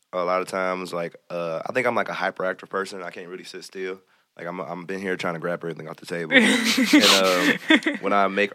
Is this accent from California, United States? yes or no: no; Hamtramck, Michigan, United States; I grew up in Hamtramck for a little while, so mm-hmm. I love the traditional kinds.